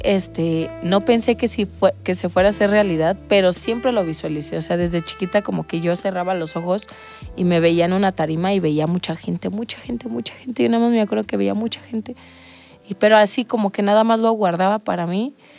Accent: Salamanca, Guanajuato, Mexico; venimos del mismo lugar, somos de Salamanca

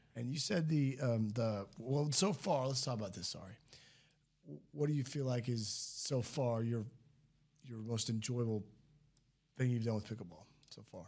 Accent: St. Louis, Missouri, United States; moved away; also born or lived in Kansas / Rockwall, Texas; I grew up in Saint Louis

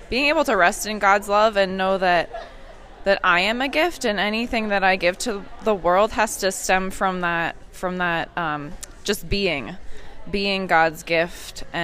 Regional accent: Allentown, Pennsylvania, United States; I am from Allentown, Pennsylvania

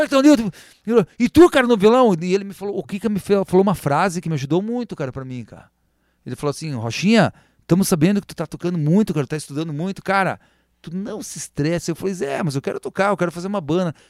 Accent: Três Vendas, Rio Grande do Sul, Brazil; eu sou das Três Vendas, eu amo as Três Vendas

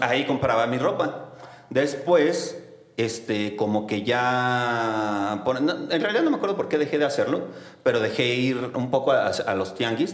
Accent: Mexico City, Mexico; soy de Xochimilco

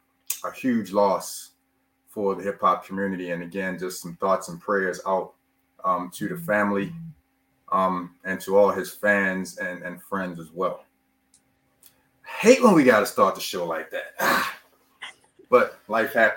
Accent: Baltimore, Maryland, United States; I'm from Baltimore.

